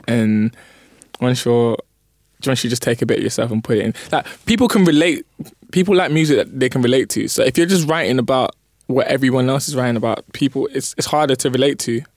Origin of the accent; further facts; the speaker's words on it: London, United Kingdom; I was born in East, lived there for a bit, come to North